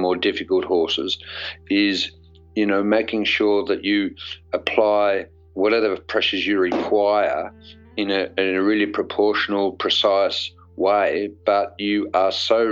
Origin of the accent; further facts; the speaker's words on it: Australia; as an Australian